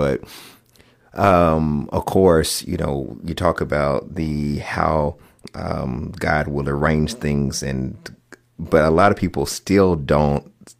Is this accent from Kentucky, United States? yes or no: yes; Kentucky, United States; I grew up having a garden in our backyard when I was growing up in Western Kentucky.